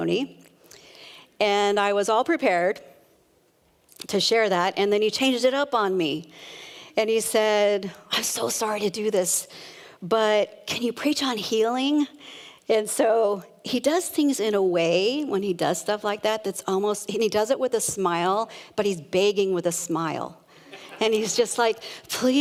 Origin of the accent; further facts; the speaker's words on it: San Jose, California, United States; moved away as an adult; also born or lived in Reno, Nevada; now in Vancouver; I was born and raised in San Jose and spent the first 50 years, I can't even believe I'm saying that, I spent the first 50 years of my life there